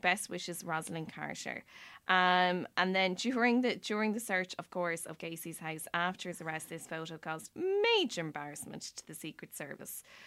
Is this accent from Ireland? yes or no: yes; Ireland; as Irish people